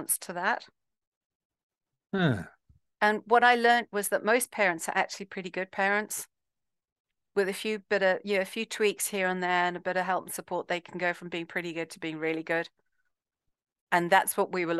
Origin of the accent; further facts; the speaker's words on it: Zimbabwe; I'm from Zimbabwe